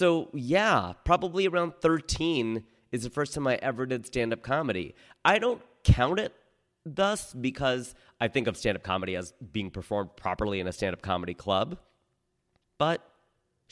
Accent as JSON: {"language": "English", "region": "Ohio", "country": "United States", "tie": "born or raised there", "moved": "yes", "lives_now": "Los Angeles, United States", "said": "growing up in Ohio, I don't have a lot of Diwali stories."}